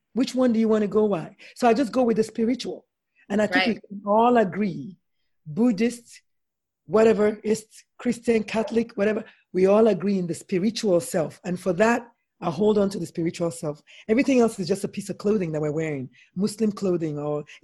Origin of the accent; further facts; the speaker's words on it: Nigeria; I'm Nigerian